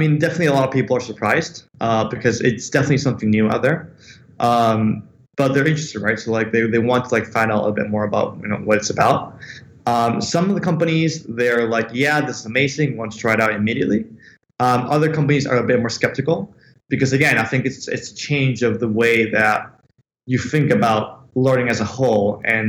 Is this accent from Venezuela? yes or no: yes; Venezuela; born there; also born or lived in United States / London, United Kingdom; So essentially, I was born in Venezuela, right? I have an Italian passport because my family is Italian. And then I live a couple of years of my childhood in the States. And then I studied in London.